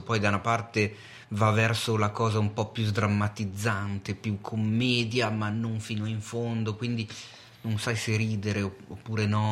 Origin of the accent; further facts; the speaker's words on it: Milan, Lombardy, Italy; da milanese